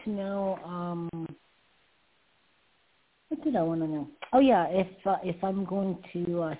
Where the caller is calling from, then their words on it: New York, United States; I'm calling in from New York.